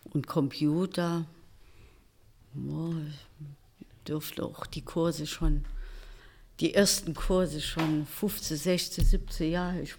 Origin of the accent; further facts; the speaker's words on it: Brotdorf, Saarland, Germany; ja, also bei uns, äh, Sport war bei uns in Brodorf immer, gab es immer eine Sporthalle.